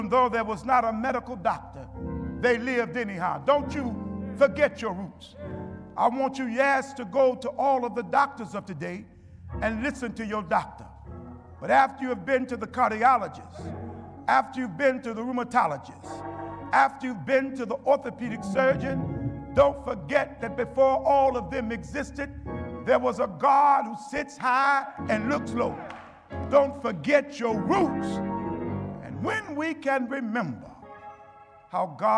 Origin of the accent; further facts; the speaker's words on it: United States; We as black folks, we as African American people